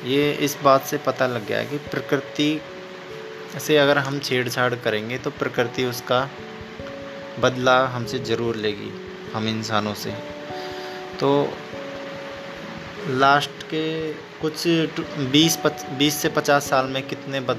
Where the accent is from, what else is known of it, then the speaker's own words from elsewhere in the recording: India; मैं इंडिया से हूँ